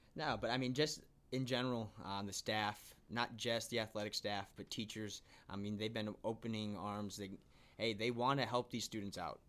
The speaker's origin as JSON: {"language": "English", "town": "Bloomington", "region": "Illinois", "country": "United States", "also_born_or_lived": "Decatur, Illinois", "said": "I'm originally from Bloomington, Illinois, uh, where I played"}